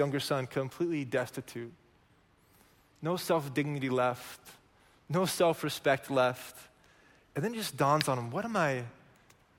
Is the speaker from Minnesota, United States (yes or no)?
no; Oklahoma, United States; moved away; I'm from Oklahoma